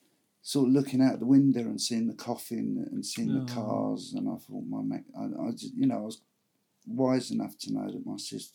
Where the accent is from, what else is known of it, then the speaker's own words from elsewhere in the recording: Kingston upon Thames, London, United Kingdom; Well, I grew up in just outside London, a place called Kingston upon Thames.